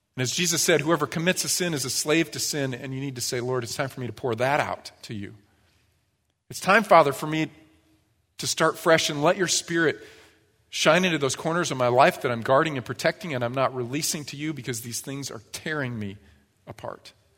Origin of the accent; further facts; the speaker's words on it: United States; I was born into this country